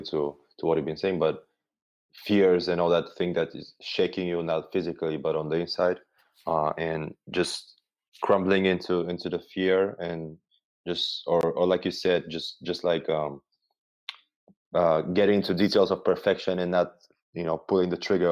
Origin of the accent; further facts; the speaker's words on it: Bulgaria; I'm from Bulgaria